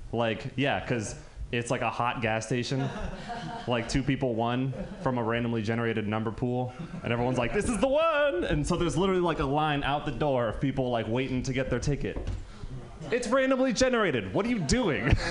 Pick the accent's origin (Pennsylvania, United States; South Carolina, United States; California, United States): California, United States; Marin County; I'm from Marin County